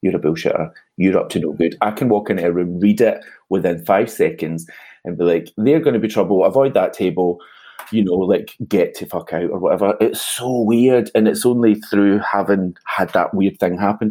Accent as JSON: {"language": "English", "town": "Glasgow", "region": "Scotland", "country": "United Kingdom", "tie": "born or raised there", "said": "I grew up in Castlemilk"}